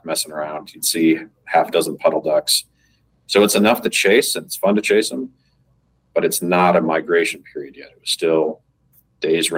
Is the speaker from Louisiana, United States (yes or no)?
no; Colorado, United States; also born or lived in Midwest; I grew up in Colorado, I grew up in the Midwest